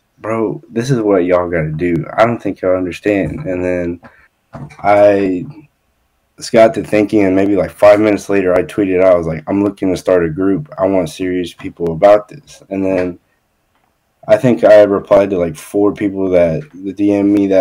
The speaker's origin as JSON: {"language": "English", "town": "Dallas", "region": "Texas", "country": "United States", "said": "I'm from Dallas. So I'm just I'm just outside of Dallas. I'm from Texas"}